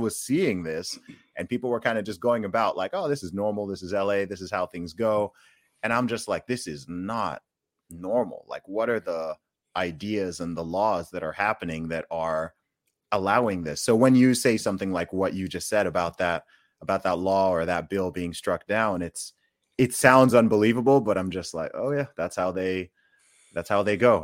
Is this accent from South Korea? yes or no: no; United Kingdom; coming from the U K